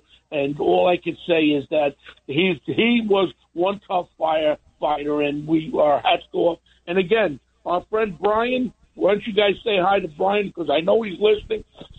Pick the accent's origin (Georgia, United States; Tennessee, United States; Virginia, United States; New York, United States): New York, United States; New York City; I grew up in Ozone Park